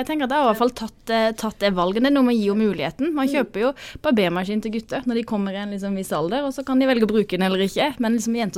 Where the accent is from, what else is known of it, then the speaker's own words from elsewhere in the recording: Sørlandet, Norway; er sørlending